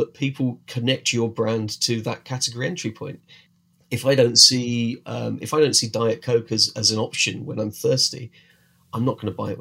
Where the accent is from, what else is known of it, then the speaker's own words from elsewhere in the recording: United Kingdom; we're British, we drink a lot of tea